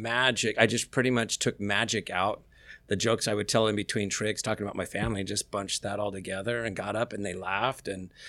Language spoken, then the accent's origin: English; Sacramento, California, United States; where are you from? I go, Sacramento.